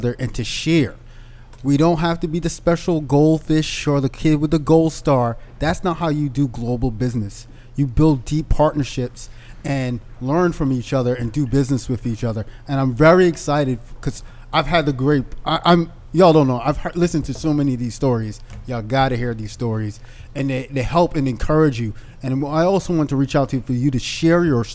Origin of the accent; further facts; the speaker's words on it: Boston, Massachusetts, United States; I'm Muslim, I'm a West Indian, I'm an American, I'm from Boston